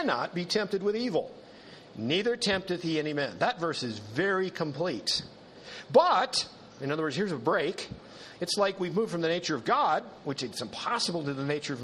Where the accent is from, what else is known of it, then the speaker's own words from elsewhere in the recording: North Dakota, United States; in North Dakota, where I grew up